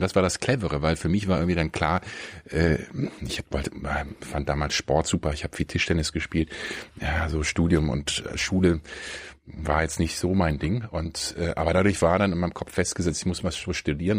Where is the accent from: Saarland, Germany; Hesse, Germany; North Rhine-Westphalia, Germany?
North Rhine-Westphalia, Germany; near Bonn; moved away as an adult; also born or lived in Kiel / Frankfurt; now in Berlin, Germany; Ich bin in der Nähe von Bonn aufgewachsen